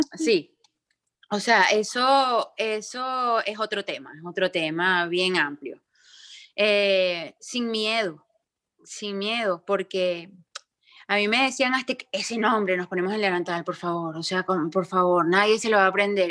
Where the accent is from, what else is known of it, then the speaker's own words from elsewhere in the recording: Venezuela; moved away; yo no vivo en Venezuela, yo soy venezolana, pero yo no vivo en Venezuela